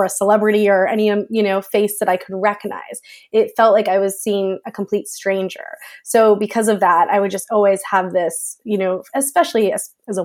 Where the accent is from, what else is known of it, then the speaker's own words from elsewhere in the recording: United States; moved away as an adult; also born or lived in Florida; now in United Kingdom; I live in the UK now, but I am American.